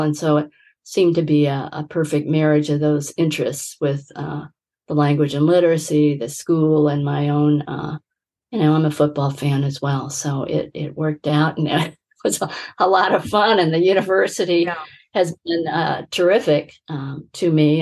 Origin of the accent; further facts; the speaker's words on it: Midwest, United States; I grew up in the Midwest